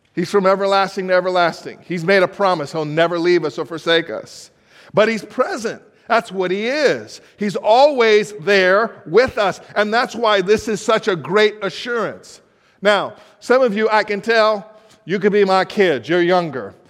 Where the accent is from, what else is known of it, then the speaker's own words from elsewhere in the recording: Los Angeles, California, United States; moved away as an adult; now in Baltimore, United States; I was born in Los Angeles